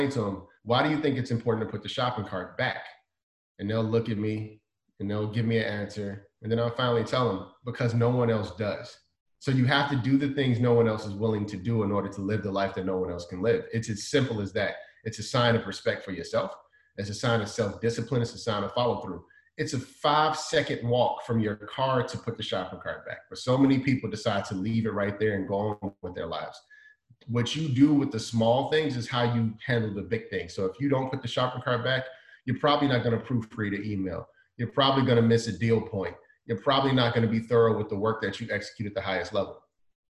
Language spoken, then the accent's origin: English; Chicago, Illinois, United States; I didn't like the cold weather growing up in Chicago